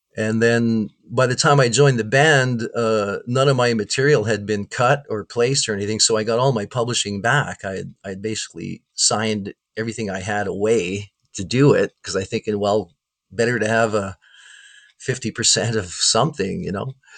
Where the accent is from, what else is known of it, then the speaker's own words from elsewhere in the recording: Winnipeg, Manitoba, Canada; growing up in Winnipeg, you know, from 80, 1983 on